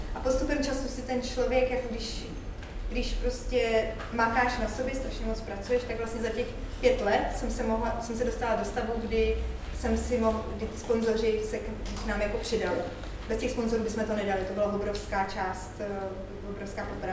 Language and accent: Czech; Czechia; jsem hrozně jako hrdá, pišná na to, že jsem Čech